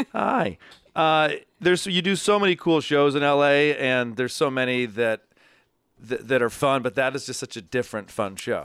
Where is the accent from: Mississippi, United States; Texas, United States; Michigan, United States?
Michigan, United States; Ann Arbor; moved away as an adult; also born or lived in Los Angeles; now in New York, United States; I'm from Ann Arbor. I grew up in a big family, youngest of four